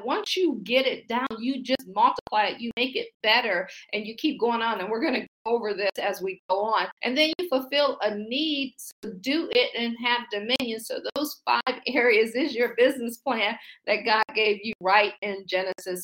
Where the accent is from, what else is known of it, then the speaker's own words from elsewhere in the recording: Akron, Ohio, United States; moved away as an adult; also born or lived in Baltimore / Boston / Pittsburgh; now in Washington, D.C., United States; I'm from Akron, Ohio. I say I grew up shy, sheltered in church basically six days a week.